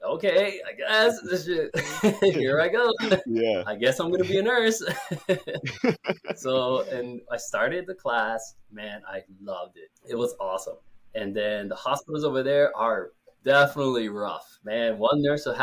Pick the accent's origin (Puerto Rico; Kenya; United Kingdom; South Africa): Puerto Rico; also born or lived in New York, United States; I am from Puerto Rico, and yeah, the island of Puerto Rico. I've lived there all my life